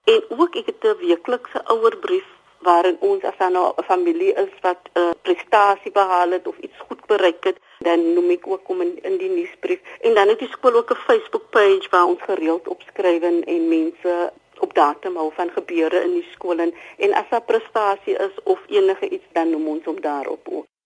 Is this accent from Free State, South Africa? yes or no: no; Cape Town, Western Cape, South Africa; Ek is dametjie wat van die Kaapse vlakte af kom.